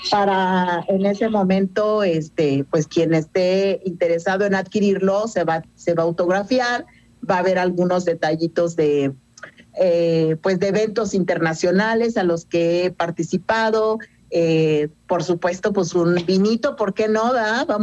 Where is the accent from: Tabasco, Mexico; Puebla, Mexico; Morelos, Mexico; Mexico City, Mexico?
Morelos, Mexico; Cuernavaca; now in Querétaro, Mexico; De yo soy de Cuernavaca, sin embargo, hace muchos años me vine a vivir aquí